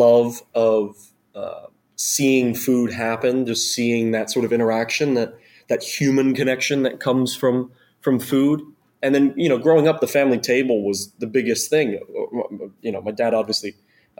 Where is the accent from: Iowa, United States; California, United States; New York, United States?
New York, United States; moved away as an adult; now in New Orleans, United States; I'm from New York. I grew up and spent a lot of time in New York